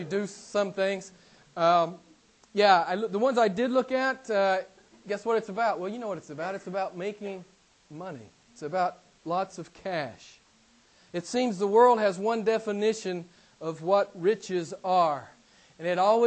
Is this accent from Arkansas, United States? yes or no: yes; Arkansas, United States; a small town in my home state of Arkansas